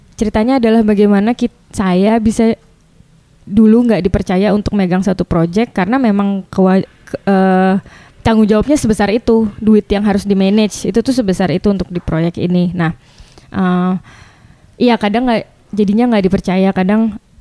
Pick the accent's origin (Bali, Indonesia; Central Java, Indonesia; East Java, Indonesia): Bali, Indonesia; saya dari Bali